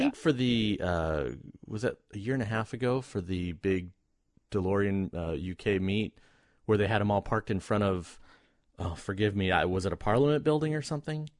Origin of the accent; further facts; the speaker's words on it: United States; being American